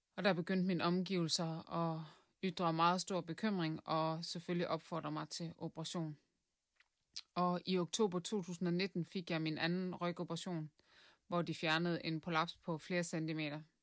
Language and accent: Danish; Southern Jutland, Southern Denmark, Denmark; moved away as an adult; now in Viborg, Denmark; Jeg kommer fra Sønderjylland